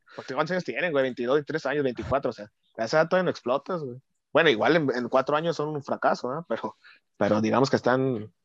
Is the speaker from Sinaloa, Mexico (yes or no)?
no; Tepic, Nayarit, Mexico; yo siempre he dicho soy de Tepic